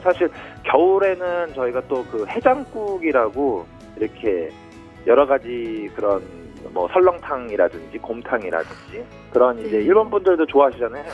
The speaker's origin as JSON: {"language": "Korean", "country": "South Korea", "moved": "as an adult", "lives_now": "Fukuoka, Japan", "said": "저도 이제 또 한국인이다 보니까"}